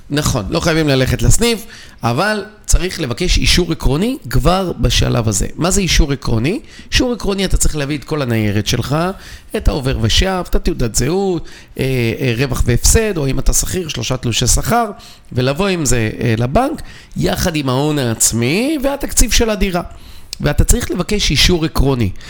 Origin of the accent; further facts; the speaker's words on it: Bnei Brak, Tel Aviv District, Israel; אני גדלתי בבני ברק, אני משקיע בבני ברק. כי אני מכיר אותה.